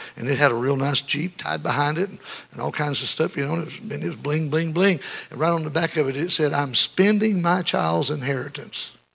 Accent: United States; the America that we grew up

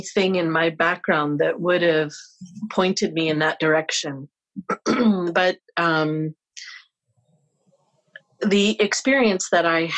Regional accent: St. Clair Beach, Ontario, Canada; now in Winnipeg, Canada; I grew up in Windsor area

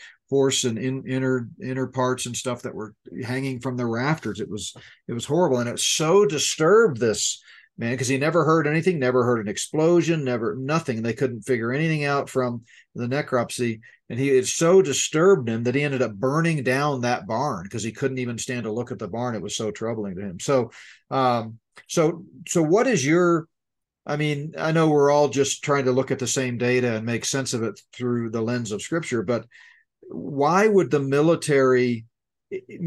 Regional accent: Colorado, United States; Elbert County, Colorado, in my home state

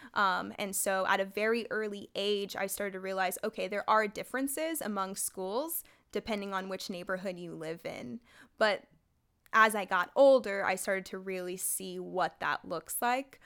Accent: San Jose, California, United States; they placed me back into my hometown of San Jose

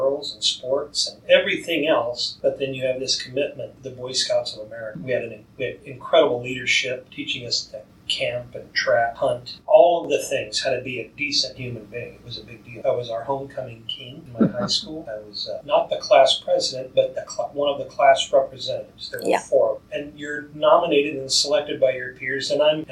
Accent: Minot, North Dakota, United States; moved away as an adult; also born or lived in Lincoln, Nebraska; I was born in Lincoln, Nebraska, but I was raised in Minot, North Dakota until the age of 22

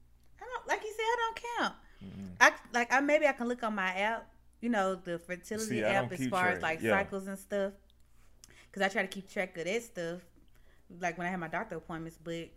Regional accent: Mississippi, United States; That's weird, and it's already kind of cliche because we're from Mississippi and people have got that stupid stereotype tied to it.

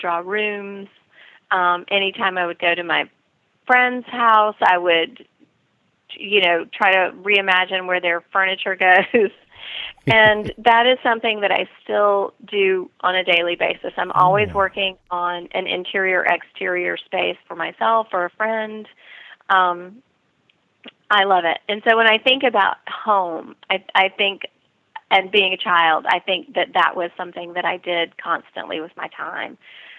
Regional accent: North Carolina, United States; Well, I still consider North Carolina my home. And I do still live there for part of the year

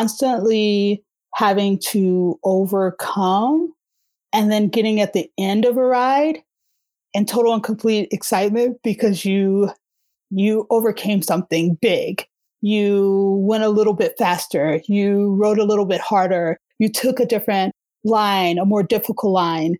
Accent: Alabama, United States; moved away as an adult; also born or lived in Boston, Massachusetts / Colorado; now in Denver, United States; I came from Alabama. I went to school in Boston, actually. And from Boston, I headed out to Colorado

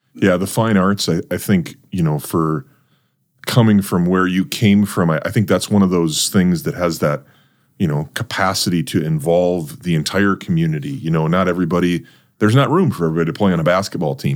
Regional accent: North Dakota, United States; I grew up in North Dakota

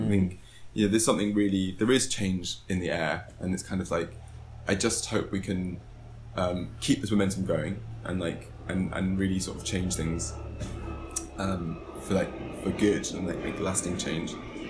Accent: London, United Kingdom; because you know, this, in some ways growing up in London is a kind of advantage in itself.

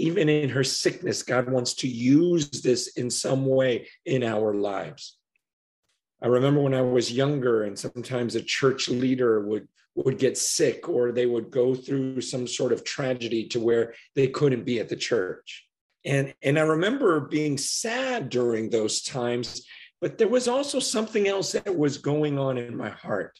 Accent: United States; growing up in America

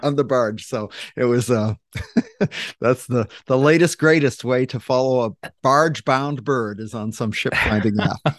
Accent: Maine, United States; now in Washington, United States; I grew up in Maine as an avid Boston Red Sox fan

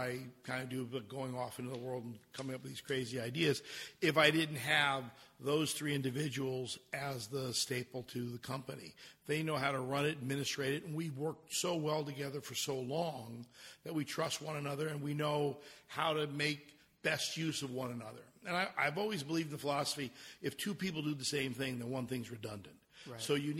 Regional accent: New York, United States; and dealt with all the crazy people, and growing up in New York, and I'd taken her to Rao's, and we had some fun.

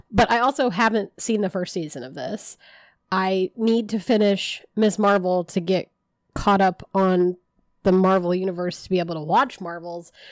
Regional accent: United States; I'm from Hamilton County

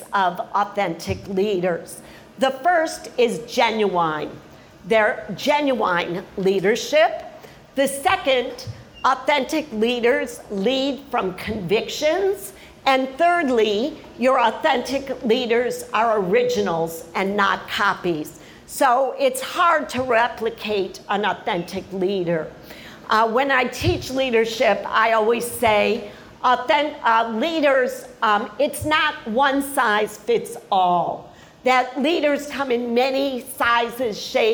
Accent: Chicago, Illinois, United States; now in Miami, United States; I was born in Chicago

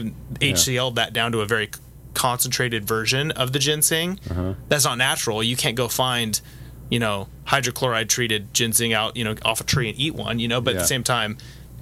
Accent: United States; also born or lived in Orange County, California; being an American living in Orange County

